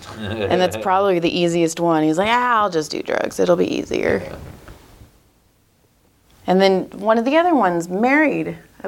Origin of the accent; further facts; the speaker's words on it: Madera, California, United States; I grew up in Madera, Fresno.